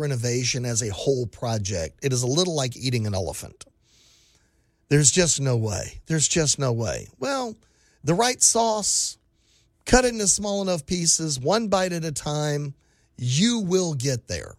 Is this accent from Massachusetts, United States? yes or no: no; Texas, United States; I grew up in South Texas. We had hurricanes. I moved to, guess what? West Texas.